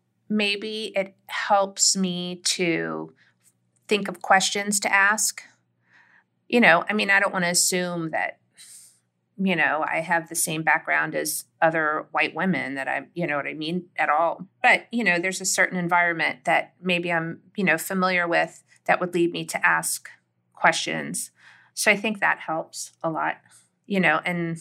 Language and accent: English; the South, United States; Like, I just know deep in my bones as a Southerner that, you know, having grown up that way, that I think that a lot of people who didn't grow up that way maybe don't quite understand how literal, how fully formed these worlds are to people.